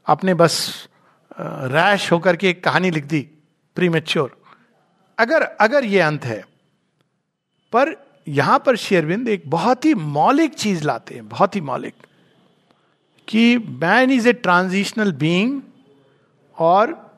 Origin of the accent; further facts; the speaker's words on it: India; भारतीय हूँ शुद्ध भारतीय